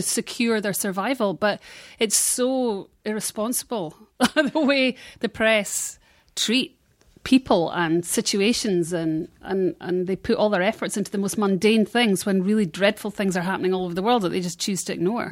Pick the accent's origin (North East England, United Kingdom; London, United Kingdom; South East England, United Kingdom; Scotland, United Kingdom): Scotland, United Kingdom; now in Los Angeles, United States; in Scotland, you felt part of the United Kingdom